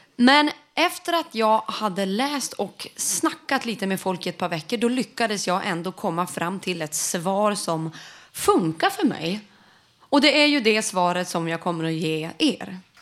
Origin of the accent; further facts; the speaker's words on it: Sweden; vi som vita medelklass svenskar